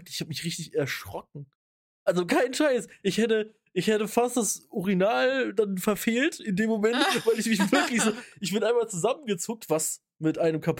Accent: Rhineland, Germany; Da bin ich jetzt äh, auch typischer, wie man in, äh, wie man bei uns im Rheinland sagt, Heimscheißer.

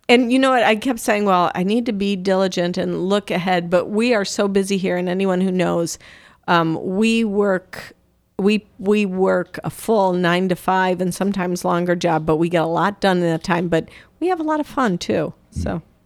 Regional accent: Downers Grove, Illinois, United States; moved away; I'm originally from Downers Grove, Illinois

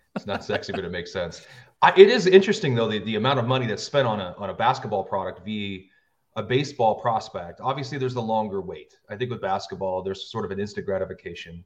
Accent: United States; I grew up near the Canadian border, I got nothing but Canadian television.

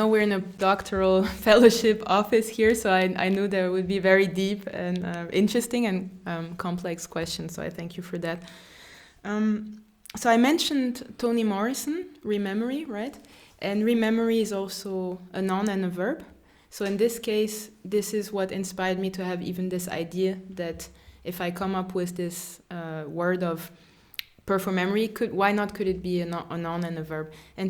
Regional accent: France; also born or lived in Germany; I grew up in France and also in Germany, and I had the privilege to live in South Africa and Cameroon and to study also different languages.

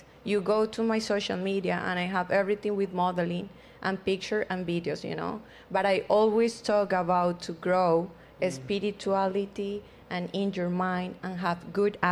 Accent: Colombia; moved away; I came from Colombia. We have a very judgmental country.

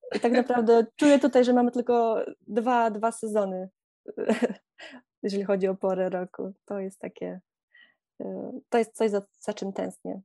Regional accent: Podlaskie Voivodeship, Poland; moved away as an adult; now in Netherlands; pochodzę z pięknego regionu Polski i Podlasie jest dla mnie bardzo magiczne

